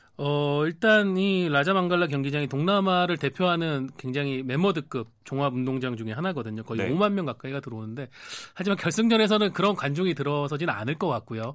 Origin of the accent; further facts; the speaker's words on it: Changwon, South Gyeongsang, South Korea; moved away; 고향인 경남 창원으로 내려갈 아, 예정입니다.